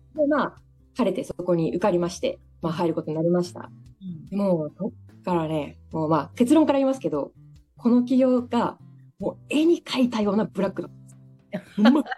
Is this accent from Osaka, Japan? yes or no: yes; Daito, Osaka, Japan; 私の実家が今大東市にあるんですけど